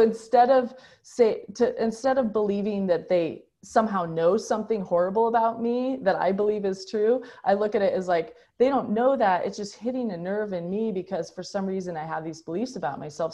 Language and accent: English; United States; as a American